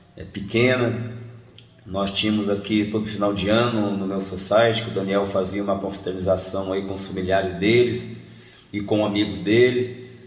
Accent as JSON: {"language": "Portuguese", "town": "Camanducaia", "region": "Minas Gerais", "country": "Brazil", "said": "somos da mesma cidade aqui de, de Camanducá, interior"}